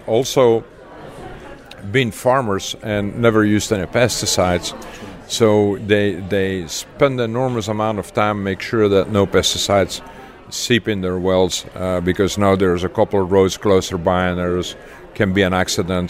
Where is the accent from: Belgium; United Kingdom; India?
Belgium; Leuven, Flanders; moved away as an adult; also born or lived in Texas, United States; now in United States; I grew up in Leuven, Belgium